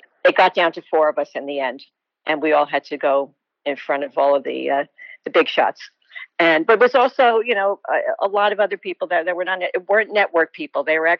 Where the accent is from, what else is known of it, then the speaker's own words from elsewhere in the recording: Newark, New Jersey, United States; also born or lived in East Orange, New Jersey; I was born in East Orange, New Jersey, grew up mostly in Newark, very Italian-American Catholic school background.